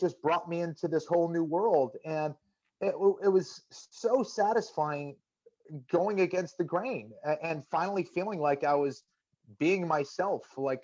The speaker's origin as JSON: {"language": "English", "town": "Boston", "region": "Massachusetts", "country": "United States", "tie": "born or raised there", "said": "a Catholic kid growing up in Boston"}